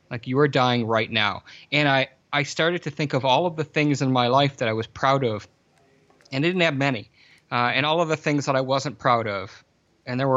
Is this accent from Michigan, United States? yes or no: yes; Michigan, United States; I grew up in Southeast Lower Michigan